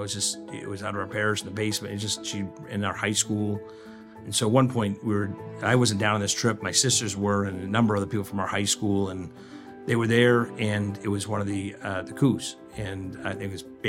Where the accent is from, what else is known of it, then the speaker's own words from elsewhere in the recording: Danvers, Massachusetts, United States; now in Chicago, United States; I grew up in the Boston area, just north of the city, Danvers, which nobody ever knows